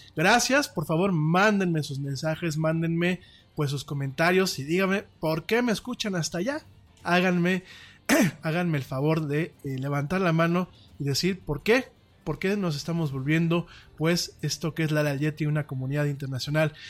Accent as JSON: {"language": "Spanish", "country": "Mexico", "said": "por aquí en México"}